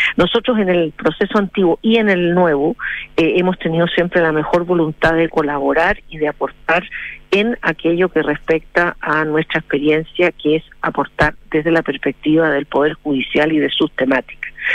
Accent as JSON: {"language": "Spanish", "country": "Chile", "said": "nosotros como como chilenos que somos"}